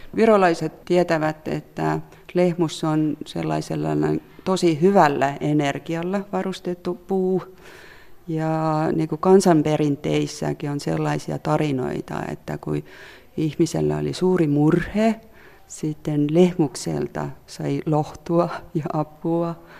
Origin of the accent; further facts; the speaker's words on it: Southern Estonia, Estonia; Finnish is a second language; now in Helsinki, Finland; mä olen kotoisin sieltä Etelävirosta, jossa on paljon metsää ja olen vähän ollut sellainen lapsuudesta asti metsäihminen.